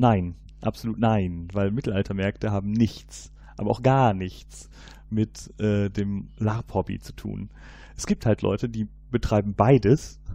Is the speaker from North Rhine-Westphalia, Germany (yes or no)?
yes; Cologne, North Rhine-Westphalia, Germany; ich komme ja hier aus Köln